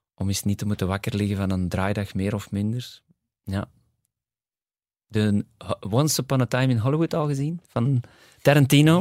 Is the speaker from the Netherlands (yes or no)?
no; Kontich, Flanders, Belgium; also born or lived in Borgerhout / Ghent / New York; now in Antwerp, Belgium; ik ben eigenlijk opgegroeid in Kontig, uh, eh, 18 jaar. Eh, maar geboren in Borgerhout.